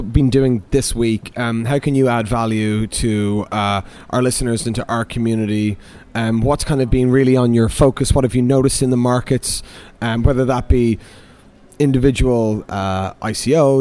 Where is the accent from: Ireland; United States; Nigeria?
Ireland; Dublin, Leinster; now in London, United Kingdom; being an Irish man from Dublin